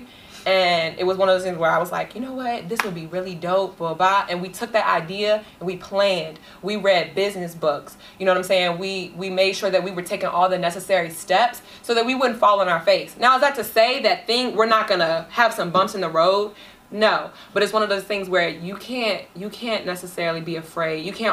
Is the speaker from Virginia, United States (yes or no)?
yes; Richmond, Virginia, United States; moved away as an adult; now in Maryland, United States; I'm originally from Richmond, Virginia